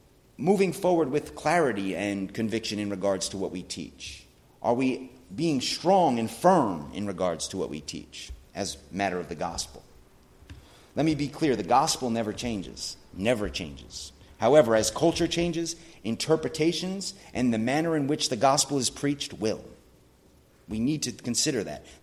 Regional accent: United States; me being an American

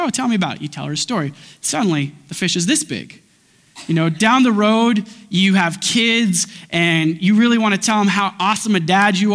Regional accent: Grande Prairie, Alberta, Canada; I was born at 8 p.m. in Alberta time in Grand Prairie, Alberta

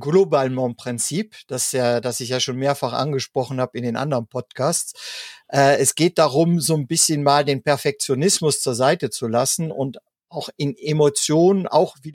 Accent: Germany; gerade bei uns in Deutschland, ne, gibt es ja das Sprichwort zum Lachen in den Keller gehen.

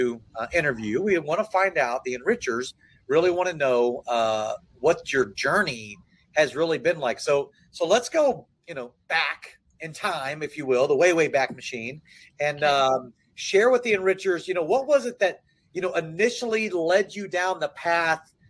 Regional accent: Little Rock, Arkansas, United States; I'm born and raised in Little Rock, Arkansas.

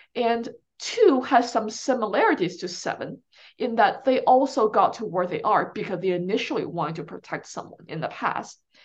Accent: China; now in United States; growing up in China

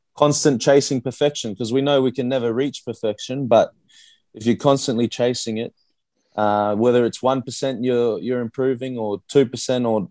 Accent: Brisbane, Queensland, Australia; moved away as an adult; also born or lived in Christchurch, New Zealand; now in Perth, Australia; I grew up in Brisbane at South Magpies Rugby Club

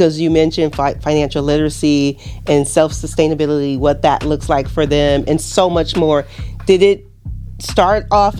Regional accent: Los Angeles, California, United States; also born or lived in Naples, Florida; now in Fort Myers, United States; I'm originally from Los Angeles

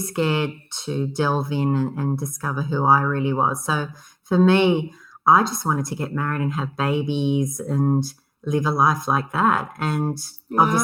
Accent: Illawarra, New South Wales, Australia; I grew up in the Illawarra

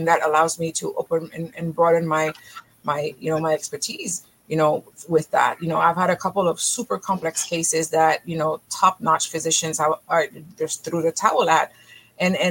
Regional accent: Haiti; moved away; also born or lived in Israel; I'm originally from Haiti

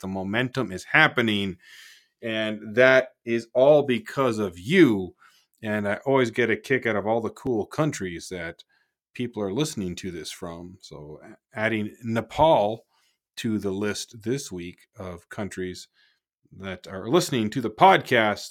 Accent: Markham, Ontario, Canada; moved away; I'm from Markham originally

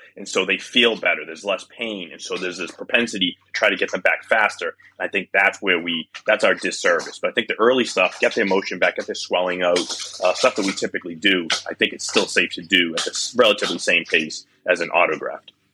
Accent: Boston, Massachusetts, United States; as a Bostonian

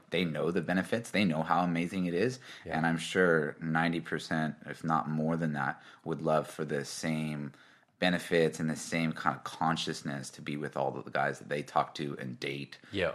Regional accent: Kauai, Hawaii, United States; moved away as an adult; now in Melbourne, Australia; I grew up in Hawaii on the island of Kauai

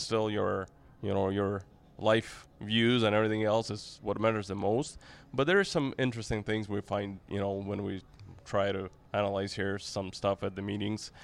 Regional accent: Saint Petersburg, Russia; in Saint Petersburg, my hometown

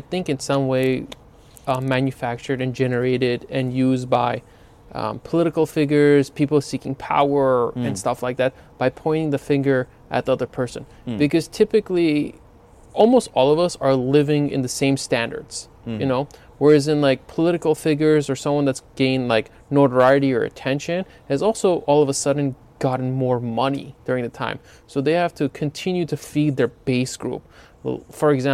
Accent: Los Angeles, California, United States; we grew up in LA.

